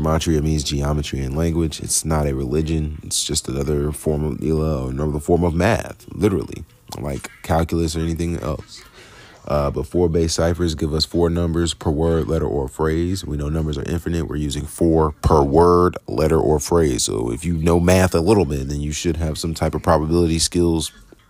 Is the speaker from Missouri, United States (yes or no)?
no; Jonesboro, Georgia, United States; also born or lived in Bronx / Queens; I'm from Jonesboro, Georgia, and Queens, bro. I was born in the boroughs of New York, you know what I mean? I was born in the Bronx, lived in Queens, and here we are now in Jonesboro